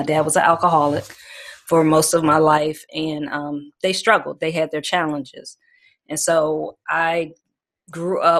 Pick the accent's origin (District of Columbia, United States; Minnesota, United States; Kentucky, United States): District of Columbia, United States; Washington; I'm originally born from Washington, D.C. I'm a D.C. native. Mm-hmm. I was born and raised there.